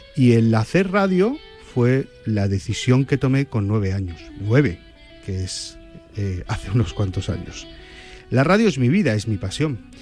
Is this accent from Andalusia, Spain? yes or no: no; Santander, Cantabria, Spain; also born or lived in Benidorm; now in Madrid, Spain; yo soy de Santander, adoro Cantabria, pero yo vivo entre Benidorm y Madrid